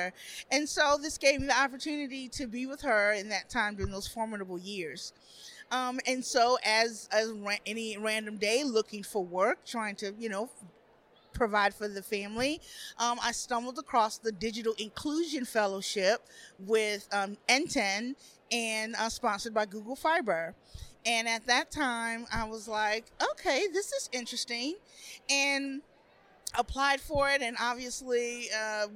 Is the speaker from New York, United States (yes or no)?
no; Atlanta, Georgia, United States; moved away as an adult; now in Birmingham, United States; I'm from Metro Atlanta